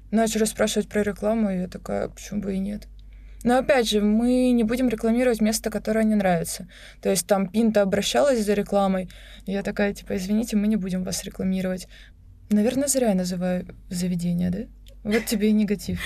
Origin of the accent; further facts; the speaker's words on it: Rostov-on-Don, Rostov Oblast, Russia; moved away as an adult; also born or lived in Krasnodar / Moscow; now in Sochi, Russia; я же из Ростова, я уже жила в Краснодаре